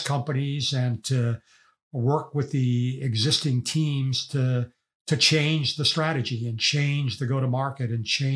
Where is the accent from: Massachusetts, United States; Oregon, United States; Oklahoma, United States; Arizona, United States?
Massachusetts, United States; Boston; I grew up in Boston, and I was not a wealthy family